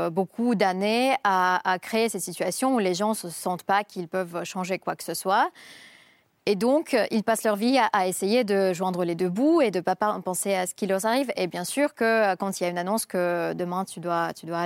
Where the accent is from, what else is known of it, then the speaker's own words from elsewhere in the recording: Saint Petersburg, Russia; now in Moscow, Russia; Je suis de Saint-Pétersbourg, mais ça fait longtemps que je vis à Moscou.